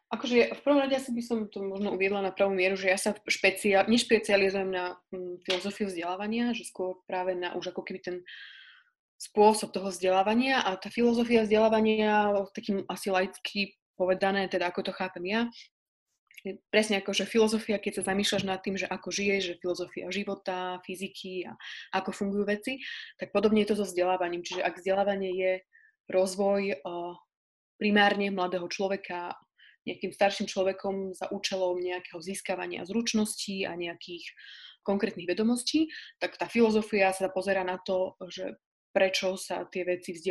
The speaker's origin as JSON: {"language": "Slovak", "town": "Pusté Pole", "country": "Slovakia", "said": "ja som teraz momentálne na pustom poli, čo je dedinka, odkiaľ pochádzam."}